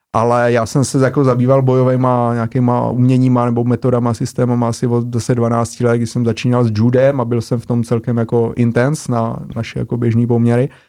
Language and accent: Czech; Brno, South Moravian Region, Czechia; otevřeli nový obor na Masarykové univerzitě v Brně, odkud pocházím, kde jsem studoval.